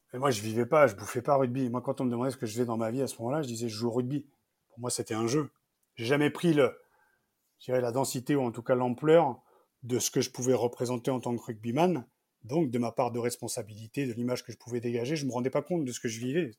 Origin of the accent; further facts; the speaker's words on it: Picardy, Hauts-de-France, France; je venais de Picardie